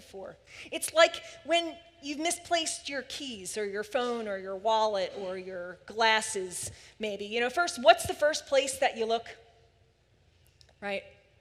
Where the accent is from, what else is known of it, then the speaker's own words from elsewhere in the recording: Philadelphia, Pennsylvania, United States; I grew up in Philly